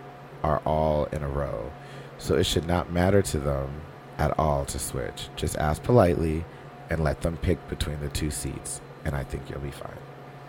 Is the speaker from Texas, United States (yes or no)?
yes; Houston, Texas, United States; Plus, I'm from Houston, so I'm sure they won't go down anytime soon.